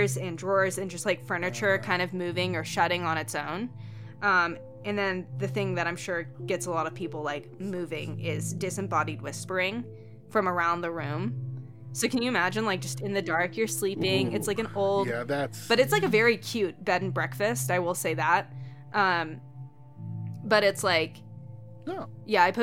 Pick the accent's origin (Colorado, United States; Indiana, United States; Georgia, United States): Georgia, United States; now in Montana, United States; I live obviously up here in Montana, but I'm from Georgia